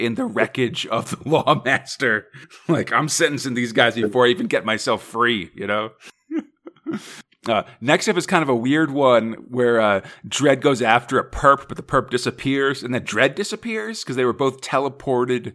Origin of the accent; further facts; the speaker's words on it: United States; as an American